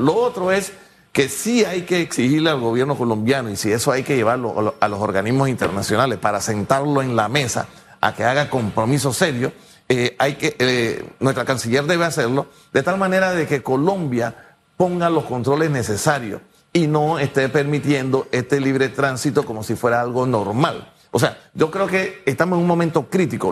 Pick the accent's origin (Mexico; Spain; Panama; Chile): Panama; yo como panameño